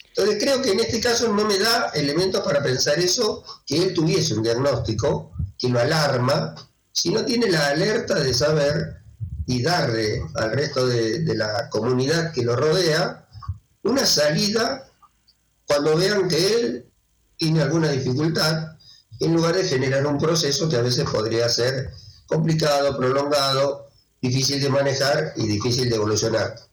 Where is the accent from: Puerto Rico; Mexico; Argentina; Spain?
Argentina; soy argentino